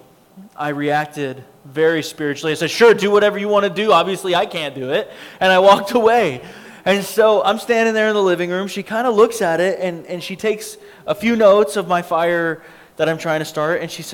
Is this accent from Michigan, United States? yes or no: no; Abilene, Texas, United States; also born or lived in Lubbock, Texas; I grew up in Abilene, Texas